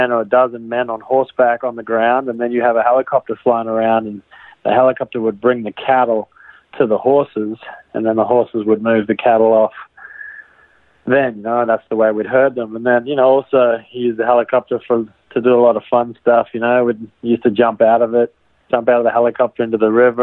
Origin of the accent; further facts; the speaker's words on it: far north Queensland, Australia; moved away as an adult; now in Los Angeles, United States; I'm from Australia. I grew up on a cattle ranch. I guess we call them cattle properties in Australia. Our ranch was out in far north Queensland